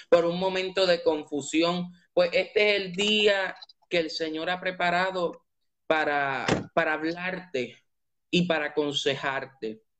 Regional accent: Puerto Rico; now in Tampa, United States; soy de Puerto Rico, soy originario de Puerto Rico, pero actualmente estoy en Tampa, Florida. Resido en Tampa, Florida.

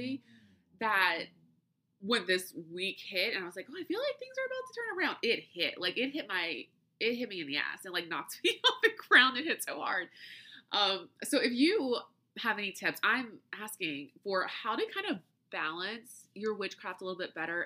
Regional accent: United States; accent: flat American; my flat American accent

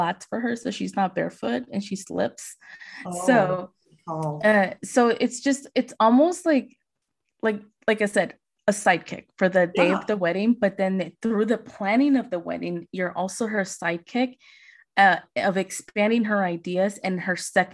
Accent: Las Vegas, Nevada, United States; I'm from Vegas

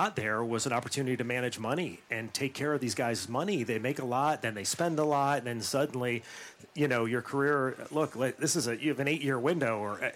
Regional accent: Western Pennsylvania above Pittsburgh, United States; moved away; I grew up in Western Pennsylvania above Pittsburgh

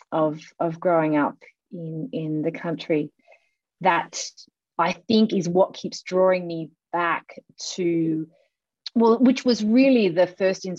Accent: Guyra, New South Wales, Australia; moved away as an adult; also born or lived in Cayman Islands; I grew up on the outskirts of Guyra in the New England of northeastern New South Wales on a cattle and sheep property.

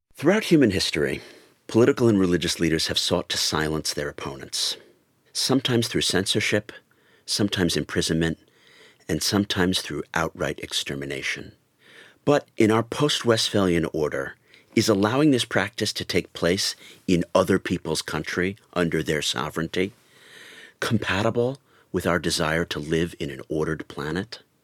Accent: Colorado, United States; now in United Kingdom; spent a lot of my time growing up in Colorado

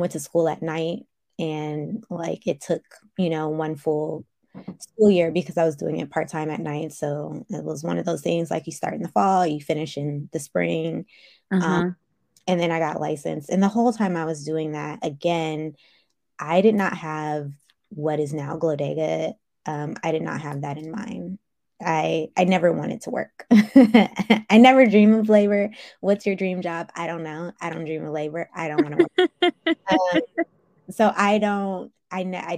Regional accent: Silicon Valley, California, United States; I'm from Silicon Valley. I live in Silicon Valley

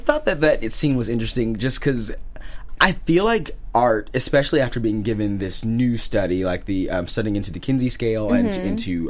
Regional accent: Missouri, United States; And I'm from Missouri

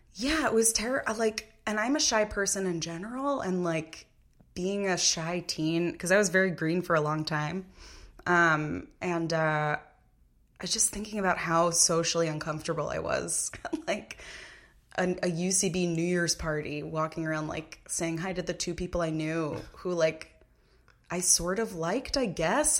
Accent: Massapequa, New York, United States; I'm from Massapequa, Long Island, New York

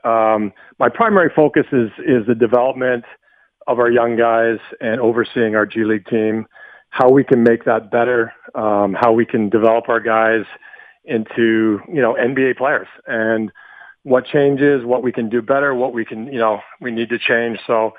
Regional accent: Western Canada, Canada; moved away as an adult; now in United States; I've always wanted to move to the States as a you know, young boy living, growing up in Western Canada.

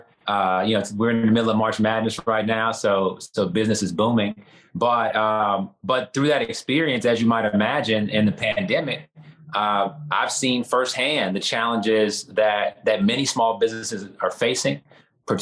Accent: Houston, Texas, United States; I'm from Houston. I'm born and raised in this city

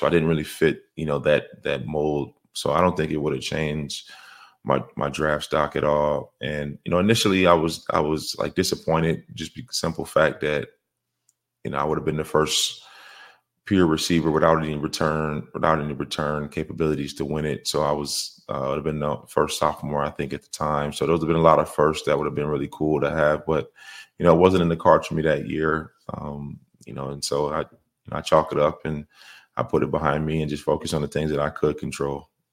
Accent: Minnesota, United States; moved away as an adult; I came from Minnesota, you know, I came from pretty small

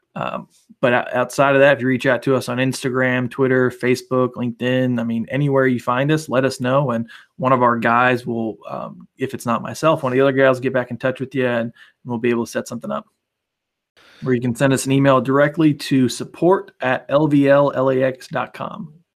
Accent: United States; also born or lived in Bosnia; growing up in the States

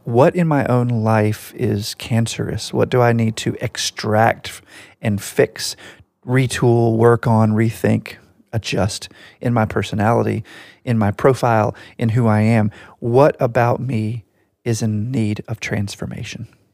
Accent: United States; I can only speak about it as an American

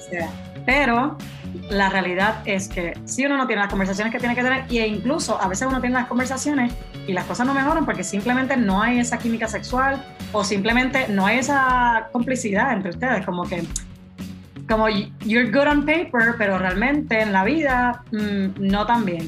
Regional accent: Puerto Rico; now in Spain; vivo en España, pero soy originalmente de Puerto Rico.

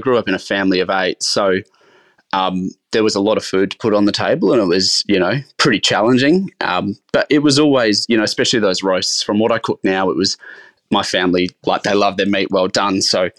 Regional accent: South Australia, Australia; So I grew up in the Adelaide Hills in a little town called Nan.

